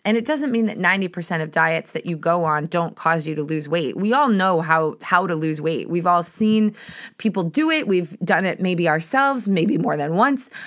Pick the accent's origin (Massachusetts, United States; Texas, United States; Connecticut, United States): Massachusetts, United States; Boston; I'm from Boston